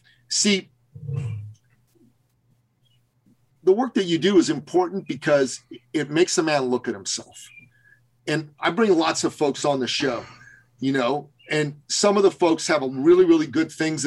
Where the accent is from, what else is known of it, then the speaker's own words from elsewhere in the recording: Canada; I'm from Canada